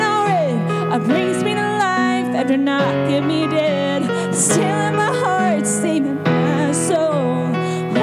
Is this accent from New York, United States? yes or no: no; Kentucky, United States; moved away as an adult; I'm originally from Kentucky, and I moved down here to write songs and to sing